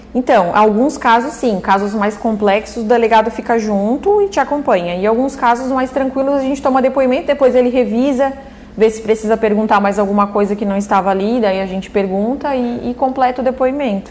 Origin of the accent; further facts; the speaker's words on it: Urussanga, Santa Catarina, Brazil; moved away as an adult; also born or lived in Tubarão; now in Orleans, Brazil; Eu nasci em Uruçanga